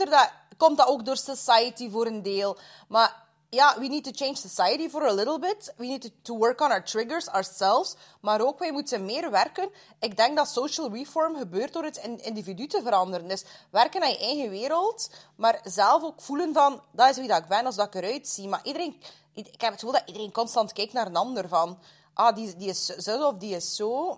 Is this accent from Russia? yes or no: yes; Russia; moved away; als Russische vrouw, als immigrant